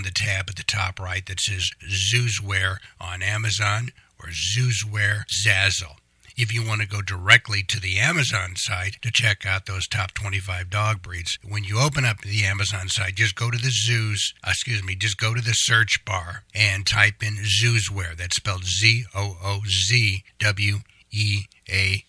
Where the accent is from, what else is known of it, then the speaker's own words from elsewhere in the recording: Kansas, United States; I was born in Kansas and grew up in Kansas